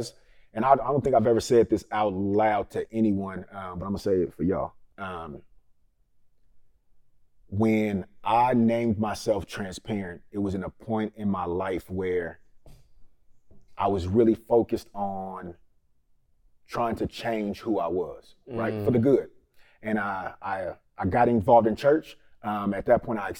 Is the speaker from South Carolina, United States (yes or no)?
no; Richmond, California, United States; also born or lived in Vallejo, California; I'm from the Bay Area. Richmond, California